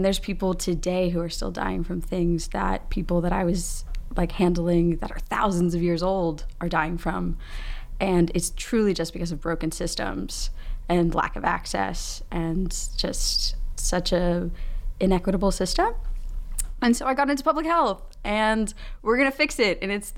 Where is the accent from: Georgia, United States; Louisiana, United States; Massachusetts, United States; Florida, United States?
Louisiana, United States; I'm from an area that has a lot of disasters and we have lots of hurricanes. I'm from Louisiana.